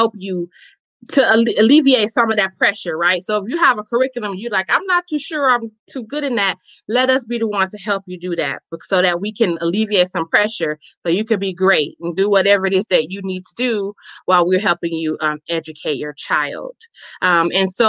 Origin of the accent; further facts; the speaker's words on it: Chicago, Illinois, United States; now in Milwaukee, United States; I am a native born, born and raised in Chicago, Illinois, where we currently reside in Wisconsin, Milwaukee